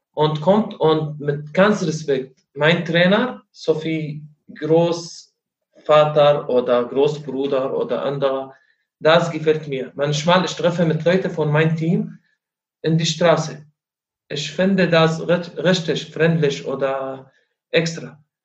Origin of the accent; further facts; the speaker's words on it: Syria; German is a second language; moved away as an adult; now in Rostock, Germany; Ich komme aus Syrien.